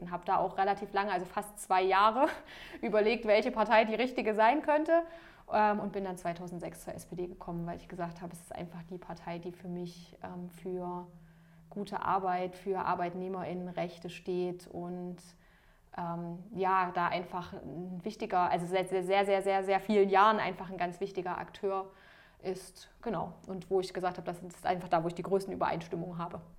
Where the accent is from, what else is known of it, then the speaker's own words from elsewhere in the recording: Jena, Thuringia, Germany; ich bin selber ähm, in Jena geboren und auch aufgewachsen